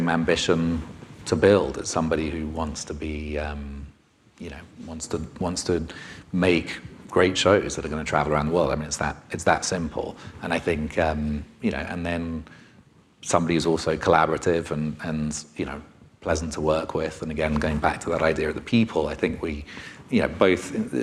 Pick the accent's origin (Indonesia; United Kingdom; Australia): United Kingdom; being a Brit myself